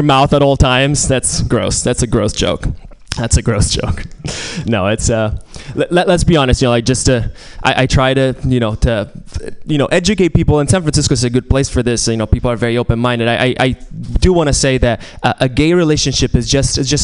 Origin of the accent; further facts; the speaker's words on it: Italy; moved away; I'm Italian. I'm originally from Italy